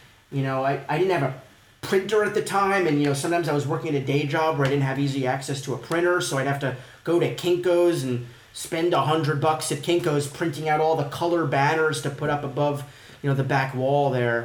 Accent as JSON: {"language": "English", "region": "New York", "country": "United States", "said": "I'm from New York"}